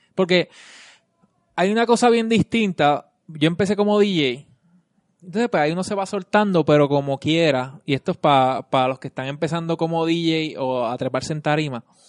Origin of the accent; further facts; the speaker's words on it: Vega Baja, Puerto Rico; now in San Juan metro area, Puerto Rico; yo soy de Vega Baja. Y cuando me tocaba venir para acá, ahora no, ahora vivo acá